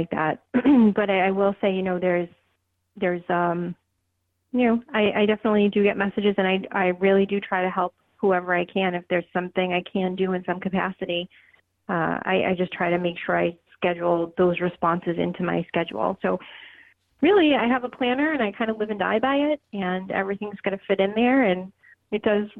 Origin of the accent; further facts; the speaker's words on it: Boston, Massachusetts, United States; I grew up in Boston